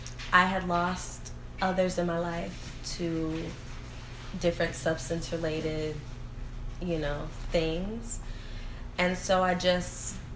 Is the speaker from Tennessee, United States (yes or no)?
yes; Memphis, Tennessee, United States; now in Los Angeles, United States; So I moved to Los Angeles from Memphis, Tennessee.